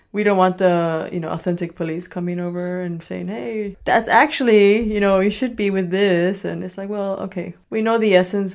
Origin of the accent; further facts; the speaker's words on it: Chicago, Illinois, United States; first language Spanish; English is a second language; moved away as an adult; also born or lived in New York; now in Copenhagen, Denmark; I grew up in Chicago.